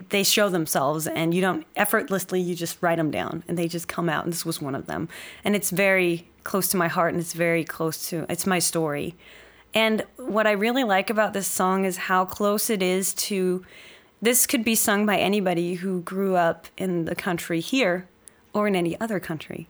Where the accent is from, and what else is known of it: Denmark; moved away as an adult